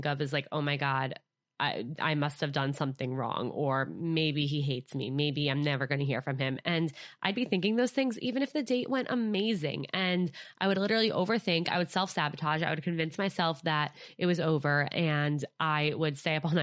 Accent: Westchester, New York, United States; Alyssa from my hometown in Westchester, New York. We grew up together.

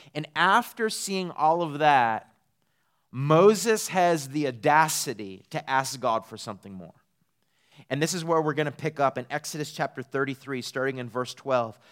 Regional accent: Eastern Canada, Canada; moved away as an adult; also born or lived in Redding, California; now in Texas, United States; I'm from Eastern Canada

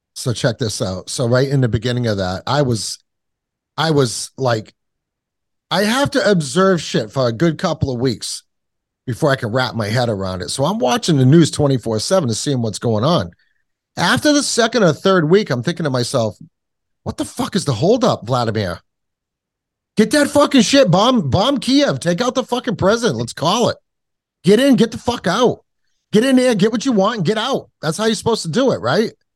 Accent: Kentucky, United States; accent: hick; now in New Hampshire, United States; I was born in Kentucky

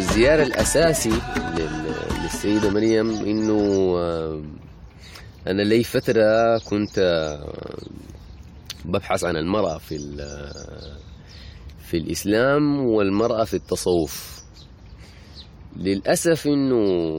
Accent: Sudan; عندنا في السودان هنا

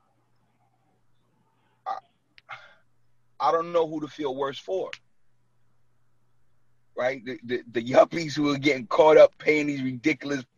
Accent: New York City, New York, United States; moved away as an adult; now in New Jersey, United States; I was born and raised in Brooklyn. Like, and I live in Jersey for the last 9 years

